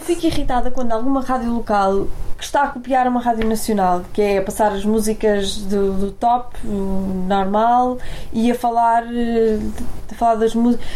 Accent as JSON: {"language": "Portuguese", "town": "Porto", "region": "Norte", "country": "Portugal", "moved": "yes", "lives_now": "Lisbon, Portugal", "said": "eu sou do Porto, não é? Vivo em Lisboa"}